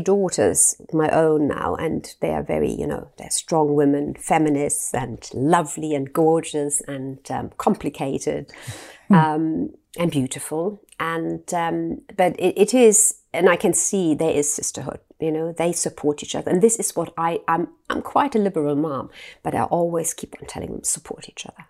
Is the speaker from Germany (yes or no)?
yes; Germany; I grew up in Germany